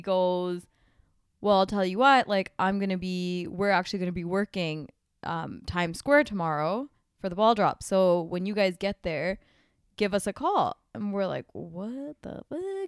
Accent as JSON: {"language": "English", "country": "Canada", "said": "we're here from Canada"}